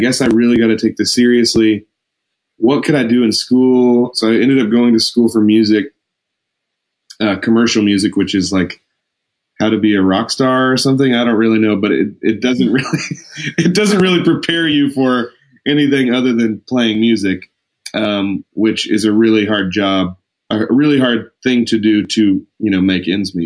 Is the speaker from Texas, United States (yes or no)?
yes; Lubbock, Texas, United States; I grew up in Lubbock